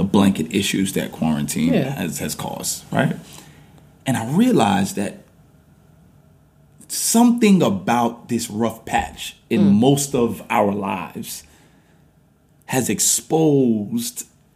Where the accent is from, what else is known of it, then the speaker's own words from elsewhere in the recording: New York City, New York, United States; moved away as an adult; now in New Jersey, United States; we are from New York. We're from Brooklyn, New York, but we currently live in New Jersey